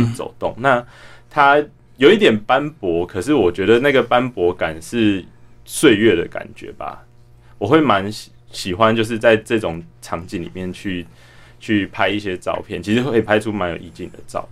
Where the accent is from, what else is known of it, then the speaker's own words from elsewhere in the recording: Taipei, Taiwan; 因为我是在台北长大的小孩